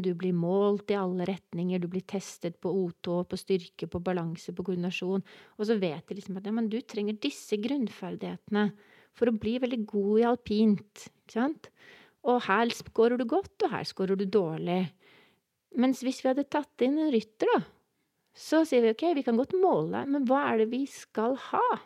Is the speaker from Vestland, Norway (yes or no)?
no; Oslo, Norway; Jeg er fra Oslo, fra Kjelsås